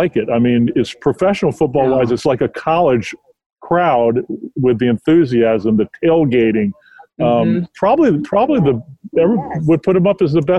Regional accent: Southern California, United States; also born or lived in New Mexico; I grew up in Southern California

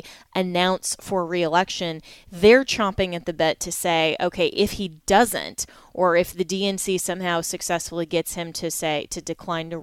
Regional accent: Colorado, United States; my home state of Colorado

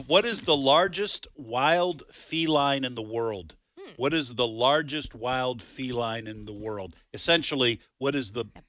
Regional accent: Boston, Massachusetts, United States; moved away as an adult; now in Mississippi, United States; my wife's from Mississippi. I'm from the Boston area, but I've lived in Mississippi with my wife since 1985.

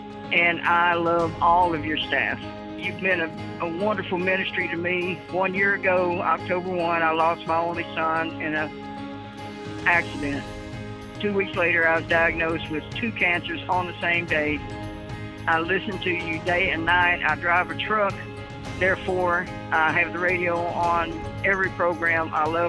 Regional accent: Walnut, Mississippi, United States; I am from Walnut, Mississippi, just a few miles from Tupelo.

